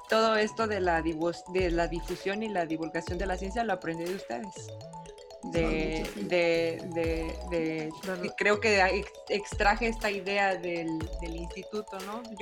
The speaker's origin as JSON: {"language": "Spanish", "town": "Monterrey", "region": "Nuevo León", "country": "Mexico", "said": "En el norte es creo que una historia muy diferente, sobre todo en Monterrey, que es una ciudad industrial. Entonces, dije, bueno, quiero retomar esas ideas que aprendí y traerlas acá, a, mi tierra."}